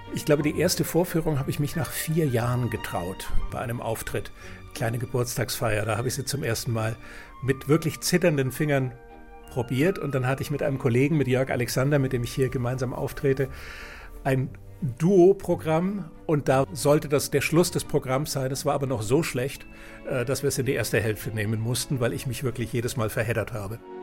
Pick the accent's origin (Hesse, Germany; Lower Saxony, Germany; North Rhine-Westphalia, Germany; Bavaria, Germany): Bavaria, Germany; Nuremberg; ich bin geboren in Nürnberg und bin Zauberkünstler